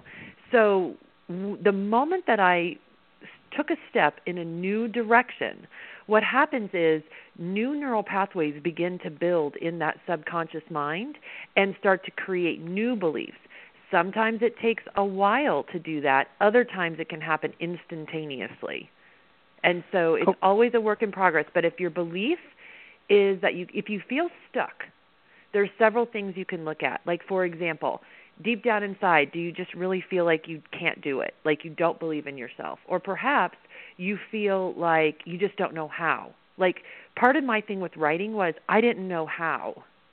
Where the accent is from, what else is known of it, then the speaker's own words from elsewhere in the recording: Midwest, United States; I'm from the Midwest